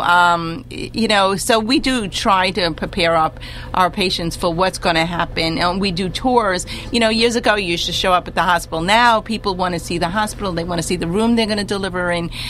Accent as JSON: {"language": "English", "town": "New York City", "region": "New York", "country": "United States", "tie": "born or raised there", "said": "I come from the Bronx"}